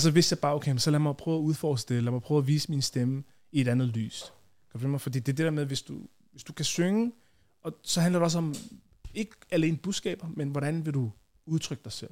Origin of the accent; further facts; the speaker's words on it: Copenhagen, Capital Region of Denmark, Denmark; jeg voksede op i Tingbjerg, øh, og så boede vi der, øh, til jeg var var jeg været måske 13-14